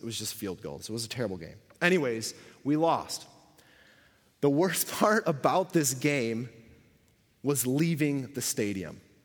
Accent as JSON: {"language": "English", "town": "Buffalo", "region": "New York", "country": "United States", "tie": "born or raised there", "moved": "as an adult", "lives_now": "Canada", "said": "I grew up in Buffalo."}